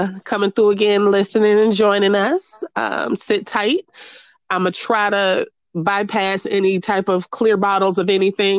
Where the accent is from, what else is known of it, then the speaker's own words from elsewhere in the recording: Minneapolis, Minnesota, United States; moved away; the George Floyd killing in Minneapolis, back in my hometown.